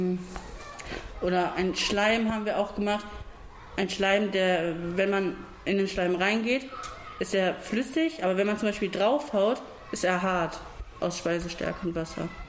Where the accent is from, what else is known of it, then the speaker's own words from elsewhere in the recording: Duisburg, North Rhine-Westphalia, Germany; komme aus Duisburg